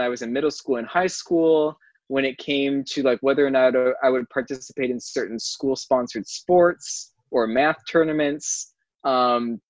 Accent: Wisconsin, United States; moved away as an adult; also born or lived in Orlando, Florida / Michigan / Lebanon; now in California, United States; when I was 5 years old, due to kind of some family health concerns, on my grandparents' side, I moved up to Wisconsin where I grew up.

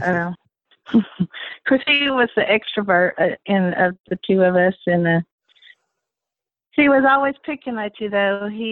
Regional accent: Stanford, Kentucky, United States; I was born in Stamford, Kentucky, October 22nd, 1962, in a little bitty hospital

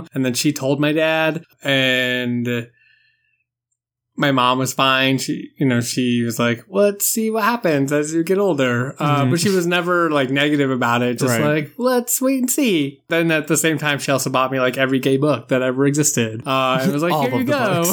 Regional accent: South Shore of Boston, near Plymouth, Massachusetts, United States; I grew up just south of Boston. So that's where I've been basically all my life.

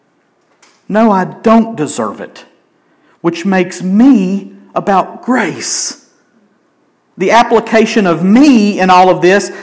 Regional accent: Helen, United States; I grew up in Helen

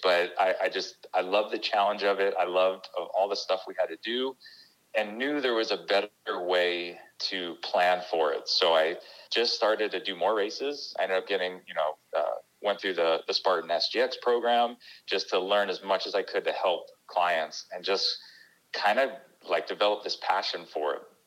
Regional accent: New York, United States; also born or lived in Connecticut; I grew up in on the East Coast in New York

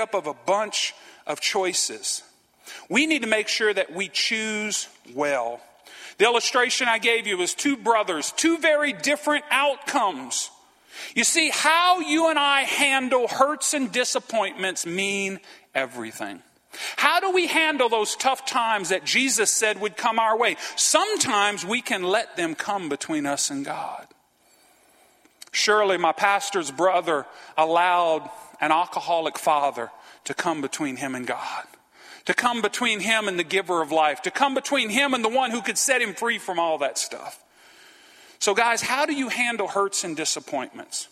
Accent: Franklin, United States; moved away as an adult; also born or lived in West Monroe, Louisiana; We grew up in Franklin

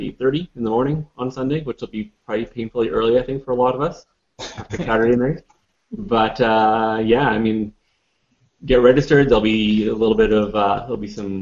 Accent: Canada; as Canadian chasers

